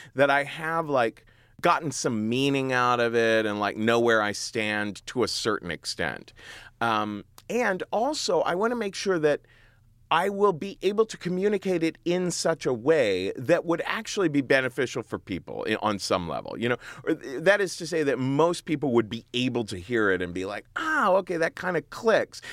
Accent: Cincinnati, Ohio, United States; moved away as an adult; now in New York, United States; I grew up in Cincinnati, Ohio

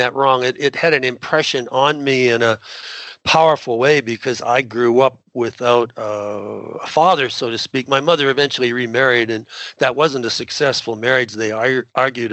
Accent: Southern Ontario, Canada; moved away as an adult; also born or lived in Pennsylvania, United States; now in United States; I was raised in Southern Ontario in Canada

